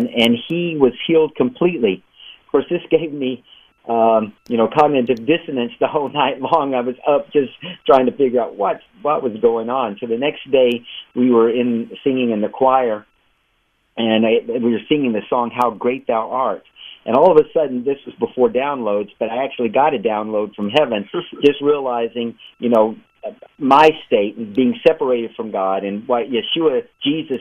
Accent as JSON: {"language": "English", "region": "West Texas", "country": "United States", "tie": "born or raised there", "also_born_or_lived": "Chicago", "moved": "yes", "lives_now": "Israel", "said": "I grew up in West Texas, where there's actually more horses than people where I grew up."}